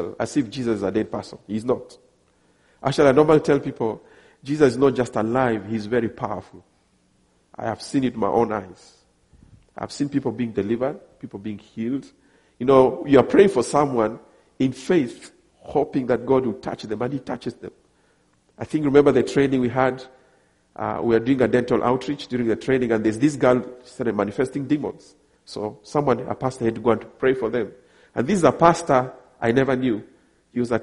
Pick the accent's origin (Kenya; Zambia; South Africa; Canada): Kenya; also born or lived in Ghana; I come from Kenya, I'm married